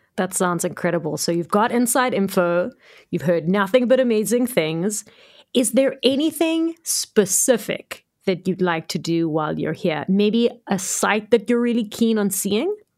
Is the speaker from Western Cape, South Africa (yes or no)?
yes; Cape Town, Western Cape, South Africa; also born or lived in Johannesburg; I was born in Cape Town, grew up in Cape Town, lived here my whole life